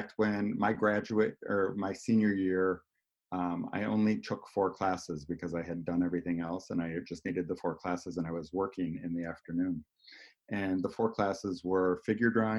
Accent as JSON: {"language": "English", "town": "Arlington Heights", "region": "Illinois", "country": "United States", "tie": "born or raised there", "said": "I grew up in Arlington Heights"}